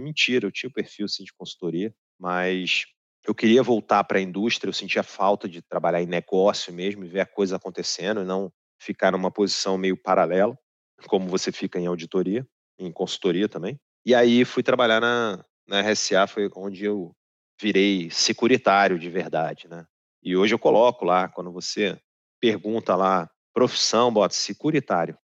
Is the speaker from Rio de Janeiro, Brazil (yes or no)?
yes; Rio de Janeiro, Brazil; Morar no Rio é uma delícia, né? Eu sou carioca, não sou carioca da Gema, porque o carioca da Gema é filho de pai e mãe cariocas